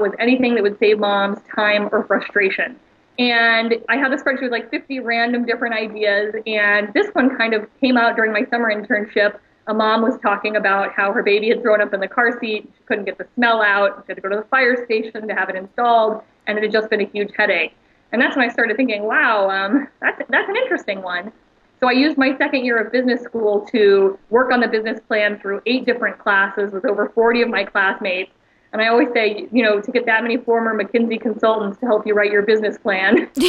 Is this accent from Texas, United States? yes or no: yes; Austin, Texas, United States; I'm from Austin, Texas, and Michael Dell was always an inspiration in our community